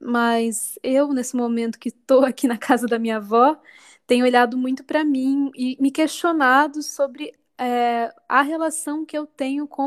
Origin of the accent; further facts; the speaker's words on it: Sorocaba, São Paulo, Brazil; eu sou cantora e compositora, sou natural de Sorocaba, interior de São Paulo.